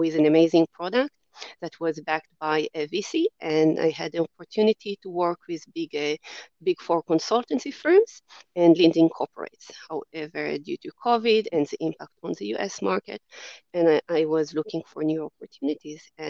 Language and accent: English; Israel; moved away as an adult; now in Australia; you might be able to tell from my accent that I'm not Australian born. I'm from Israel and have only moved to Australia in my 30s.